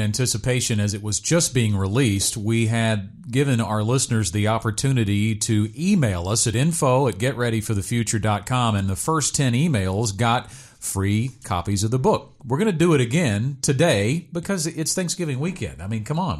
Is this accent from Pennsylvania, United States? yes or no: no; Arkansas, United States; I grew up in Arkansas